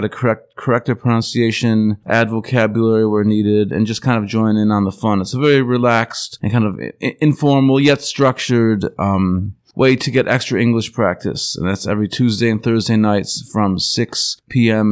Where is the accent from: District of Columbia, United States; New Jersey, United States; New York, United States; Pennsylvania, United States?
New York, United States; Buffalo; moved away as an adult; also born or lived in Alaska; now in Taiwan; I come from Buffalo, New York.